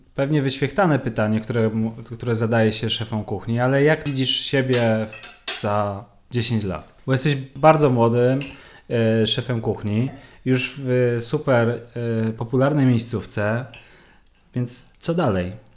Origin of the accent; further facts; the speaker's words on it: Łódź, Łódź Voivodeship, Poland; u nas w Łodzi